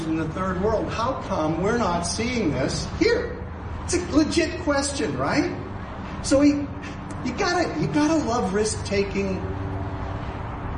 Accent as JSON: {"language": "English", "country": "Canada", "said": "I'm a Canadian."}